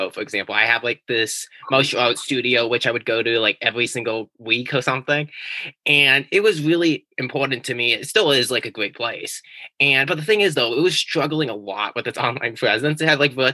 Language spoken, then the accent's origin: English; California, United States; now in New England, United States; originally, I was from California